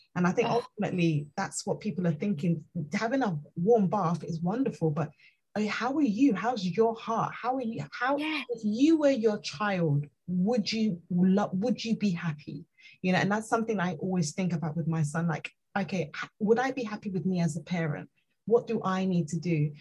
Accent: Nigeria; I'm Nigerian

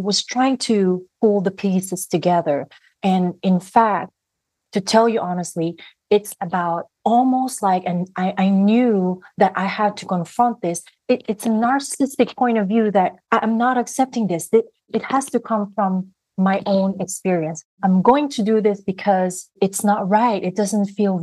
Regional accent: Philippines; growing up in the Philippines, and when I was growing up, I was a student journalist

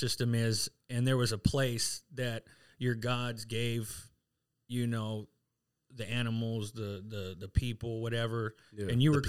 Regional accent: San Diego, California, United States; also born or lived in Santa Ysabel Indian Reservation, California; now in Phoenix, United States; Grew up in East County

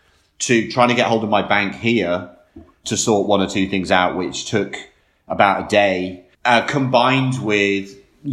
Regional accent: United Kingdom; moved away as an adult; also born or lived in London; now in New York City, United States; as a Brit living here

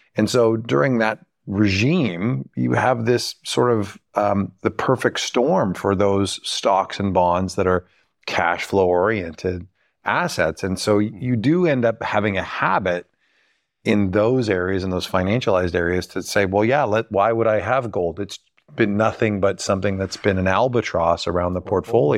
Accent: Canada; being Canadian

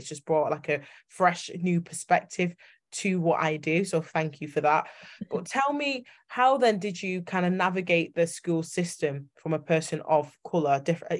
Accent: Yorkshire and the Humber, United Kingdom; accent: Yorkshire; now in Manchester, United Kingdom; I get told I've got a Yorkshire accent, funnily enough, and I'm based in Manchester.

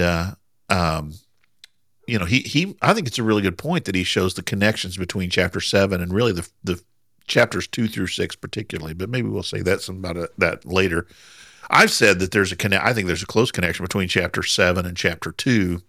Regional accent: Southern Indiana, United States; I'm from Southern Indiana, so we really kinda just talk however we want

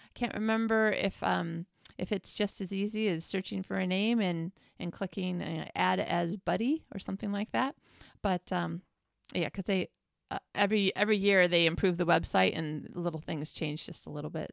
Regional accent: Traverse City, Michigan, United States; now in Sweden; I'm from Traverse City

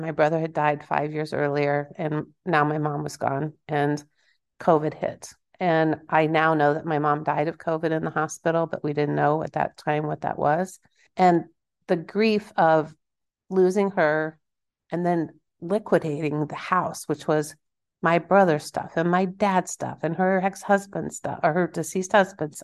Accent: Kansas, United States; I'm from Kansas

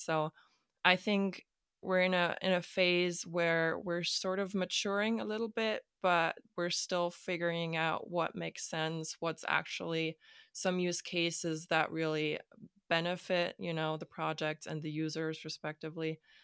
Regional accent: Hamburg, Germany; also born or lived in Stockholm; I am from Hamburg, Germany

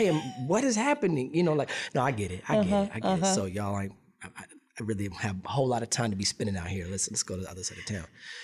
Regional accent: Seattle, Washington, United States; So I'm from the Pacific Northwest. I'm from Seattle, Washington, originally.

